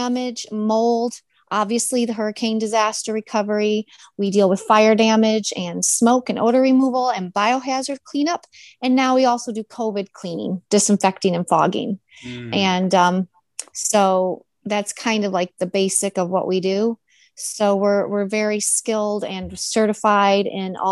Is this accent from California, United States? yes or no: no; Michigan, United States; moved away; I'm originally from Michigan